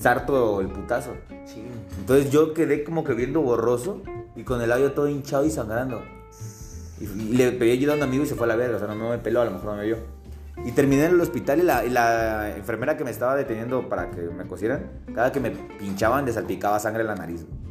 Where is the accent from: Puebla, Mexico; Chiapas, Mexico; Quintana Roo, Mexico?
Chiapas, Mexico; Tapachula; en Tapachula, de donde soy